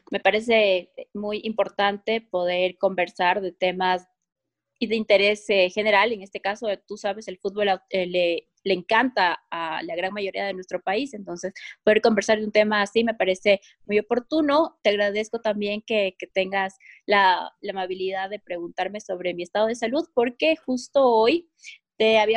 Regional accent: Quito, Pichincha, Ecuador; soy quiteña.

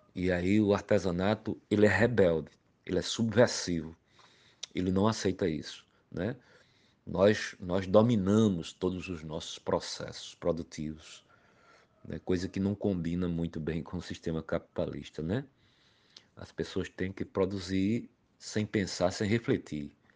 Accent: Pombal, Paraíba, Brazil; now in João Pessoa, Brazil; Sou natural da cidade de Pombal, ao Sertão da Paraíba e há mais de 30 anos moro na capital paraibana João Pessoa

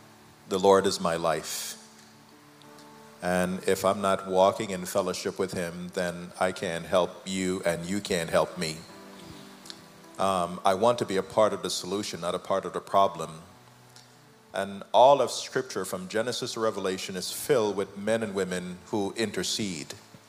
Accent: United Kingdom; Because we're Jamaican, we're British, we like tea.

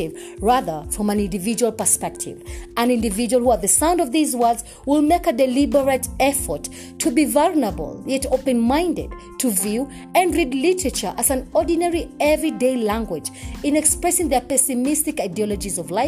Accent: Kenya; I am uniquely Kenyan and relevantly African

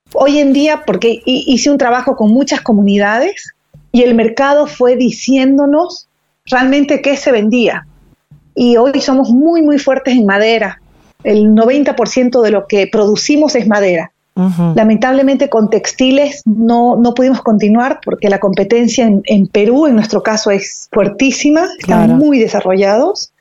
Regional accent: Bolivia; moved away; also born or lived in Buenos Aires, Argentina / United States; Yo soy originalmente de Bolivia, pero viví 15 años fuera y me pareció excelente la posibilidad de volver a mi país a trabajar

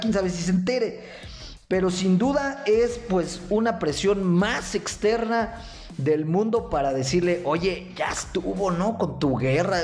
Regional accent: Mexico; los mexicanos

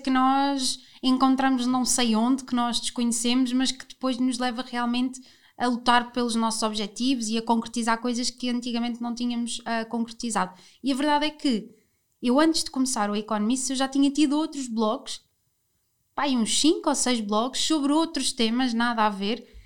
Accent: Lisbon, Portugal; eu, que sou lisboeta, saí de Lisboa pela primeira vez. Eu nunca estudei fora, eu nunca hum, sei lá, nunca tive assim, nunca morei noutro sítio, portanto sempre morei em Lisboa.

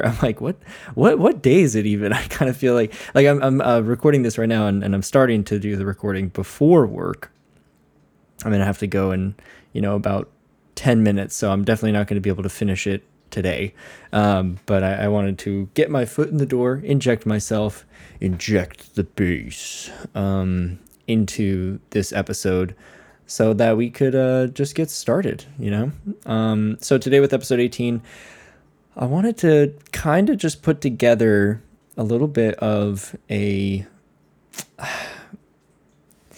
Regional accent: Connecticut, United States; growing up in Connecticut

